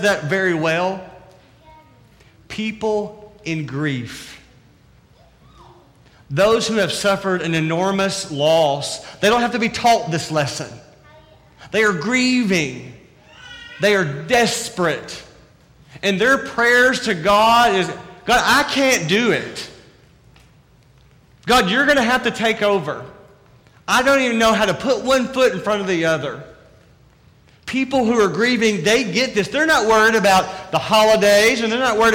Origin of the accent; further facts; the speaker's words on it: the South, United States; accent: southern; my southern accent